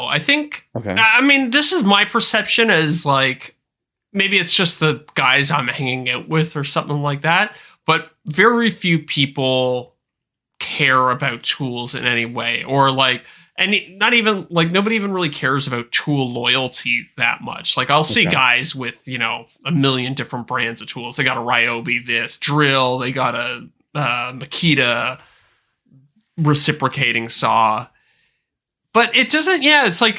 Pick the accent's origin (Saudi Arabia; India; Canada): Canada; yeah, as a Canadian, I'm used to just getting screwed over on every financial transaction.